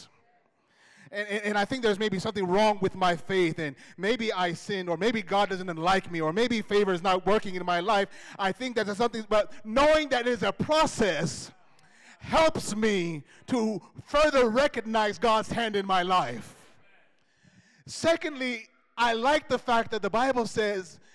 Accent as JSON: {"language": "English", "country": "United States", "tie": "born or raised there", "moved": "yes", "said": "growing up in the States"}